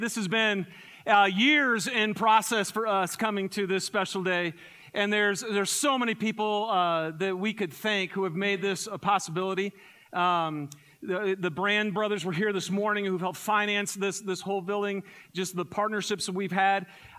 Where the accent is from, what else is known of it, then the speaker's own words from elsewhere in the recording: Michigan, United States; So I'm from Michigan originally, and I grew up in the forest of Michigan.